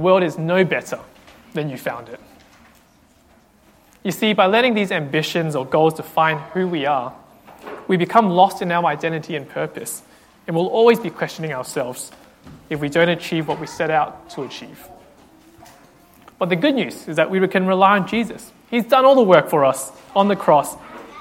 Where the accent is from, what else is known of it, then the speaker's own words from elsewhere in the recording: Australia; as an Australian, I feel like I have to own my love for Vegemite because I'm part of Australia